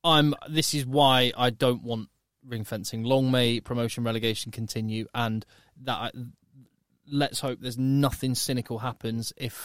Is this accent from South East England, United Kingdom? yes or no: yes; Newbury, South East England, United Kingdom; moved away; also born or lived in Manchester; And Newbury, don't forget my hometown club as well.